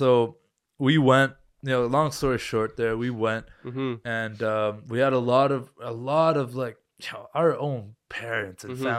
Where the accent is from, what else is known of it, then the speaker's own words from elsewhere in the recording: Canada; I Googled where can I travel right now as a Canadian?